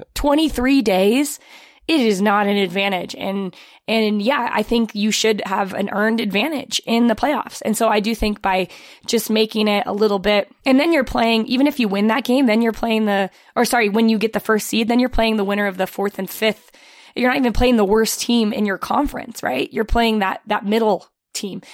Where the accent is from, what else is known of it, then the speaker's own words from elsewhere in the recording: United States; I'm an American